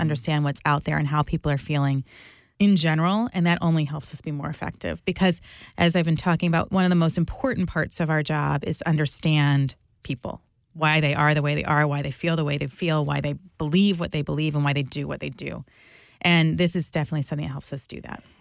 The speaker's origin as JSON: {"language": "English", "region": "New Jersey", "country": "United States", "tie": "born or raised there", "said": "I grew up in New Jersey"}